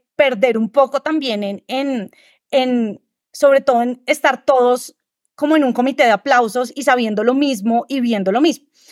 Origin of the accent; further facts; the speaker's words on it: Colombia; Yo soy diseñadora colombiana